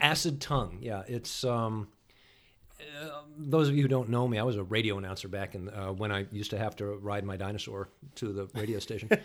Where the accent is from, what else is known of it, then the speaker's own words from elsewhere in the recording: New Hampshire, United States; I grew up in New Hampshire